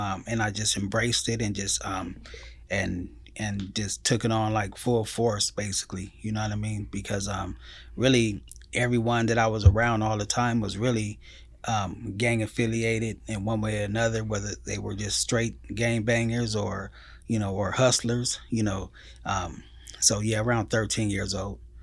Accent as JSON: {"language": "English", "town": "Pomona", "region": "California", "country": "United States", "tie": "born or raised there", "said": "I grew up in the, um, city of Pomona"}